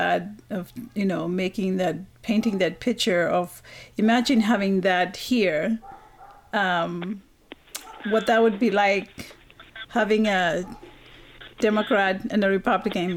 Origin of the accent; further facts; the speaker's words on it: North Raga, Penama, Vanuatu; I'm from North Raga